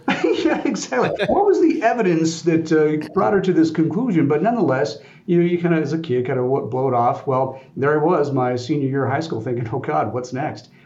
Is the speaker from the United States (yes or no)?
yes; Colorado, United States; growing up in Colorado, uh, Air Force Academy right down the road